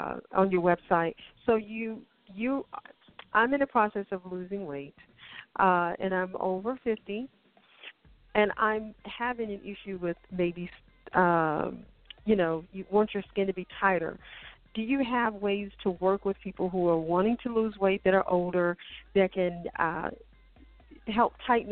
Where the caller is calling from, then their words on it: Ellenwood, Georgia, United States; And I'm calling from Ellenwood, Georgia.